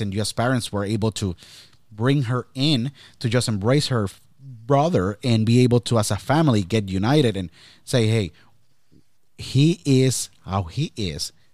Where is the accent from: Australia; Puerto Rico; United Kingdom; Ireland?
Puerto Rico; now in Pennsylvania, United States; I was born and raised in Puerto Rico.